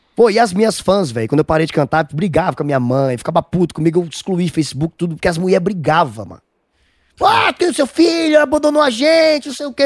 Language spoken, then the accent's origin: Portuguese; Almino Afonso, Rio Grande do Norte, Brazil; Eu sou de Almino Afonso